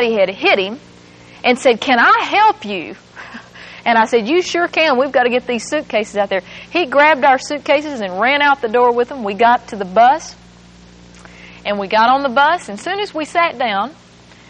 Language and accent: English; England, Arkansas, United States; moved away; That's where my hometown is.